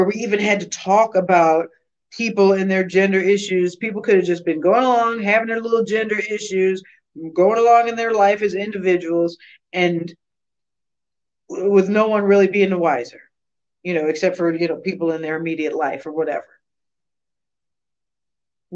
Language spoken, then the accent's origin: English; United States; I'm an American